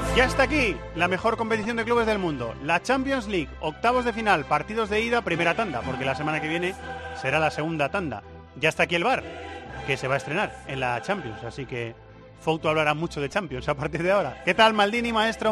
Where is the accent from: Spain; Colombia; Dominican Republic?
Spain; Cuenca, Castilla-La Mancha; moved away as an adult; now in Madrid, Spain; mis raíces conquenses, ¿eh? que nadie de Cuenca se me enfade, pero es que mi ciudad ya, es, llevo la mitad de mi vida viviendo en Madrid